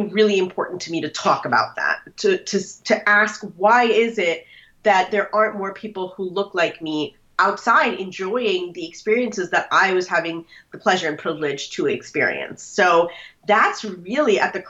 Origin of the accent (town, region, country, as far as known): Minnesota, United States; born or raised there; moved away as an adult; now in Washington, D.C. area, United States